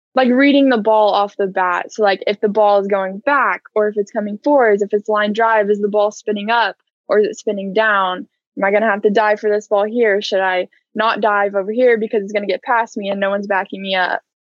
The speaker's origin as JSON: {"language": "English", "town": "Edmond", "region": "Oklahoma", "country": "United States", "tie": "born or raised there", "said": "I grew up in Edmond and I went to Edmond North and I played four years there"}